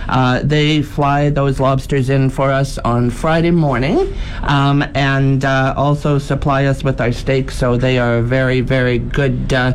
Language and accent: English; Kennedy, Saskatchewan, Canada; now in Yorkton, Canada; He actually is from my hometown, Kennedy, Saskatchewan.